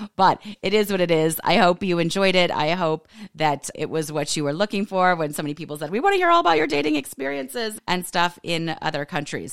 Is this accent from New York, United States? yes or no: no; California, United States; accent: California; I'm from California, that sort of California accent